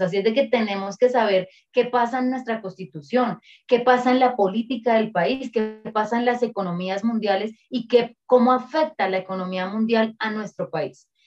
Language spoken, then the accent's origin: Spanish; Colombia; Nosotros y nosotras como pueblo colombiano, como sociedad y como país